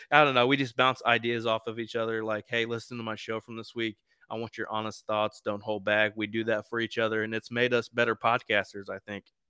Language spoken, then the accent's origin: English; East Central Indiana, United States; I'm from East Central Indiana